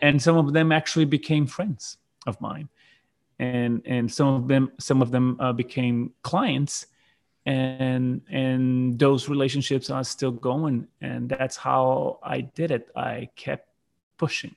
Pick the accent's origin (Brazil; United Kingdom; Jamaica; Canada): Brazil; South Brazil; English is a second language; also born or lived in New Zealand; my hometown, which is in the south of Brazil, which is where I'm, I'm currently living right now